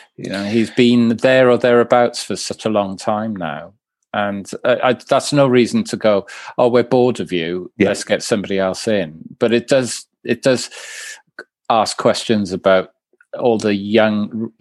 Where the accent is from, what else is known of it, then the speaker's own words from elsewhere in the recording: Swansea, Wales, United Kingdom; I'm from, I'm from I'm from Swansea